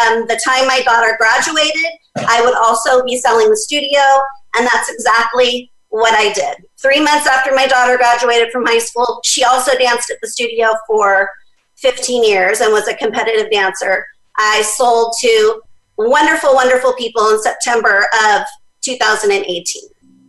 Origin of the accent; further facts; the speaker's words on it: Oceanside, California, United States; my hometown of Oceanside